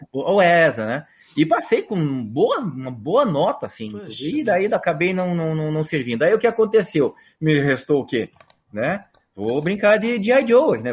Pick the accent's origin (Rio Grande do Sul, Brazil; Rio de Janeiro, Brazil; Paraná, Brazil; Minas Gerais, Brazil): Paraná, Brazil; Curitiba; moved away as an adult; also born or lived in interior of São Paulo; now in Curitiba, Brazil; eu saí de Curitiba